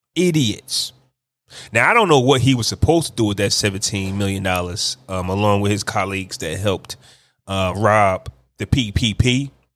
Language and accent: English; New Jersey, United States; New Jersey, my hometown, my home state